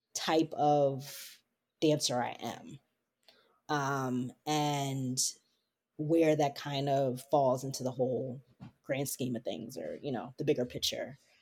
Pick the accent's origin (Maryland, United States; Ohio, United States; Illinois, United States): Maryland, United States; Baltimore; moved away as an adult; I'm originally from Baltimore, Maryland